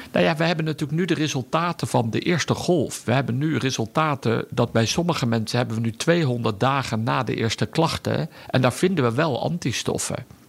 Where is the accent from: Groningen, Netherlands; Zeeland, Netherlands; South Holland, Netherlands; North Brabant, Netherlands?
North Brabant, Netherlands; Udenhout; moved away as an adult; daar heb ik altijd gewoond in mijn jeugd